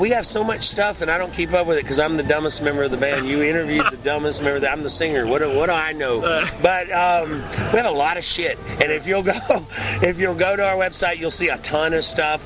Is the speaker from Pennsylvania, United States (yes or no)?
no; Clarksville, Tennessee, United States; I was in my hometown of Clarksville, Tennessee, by Fort Campbell Army Base.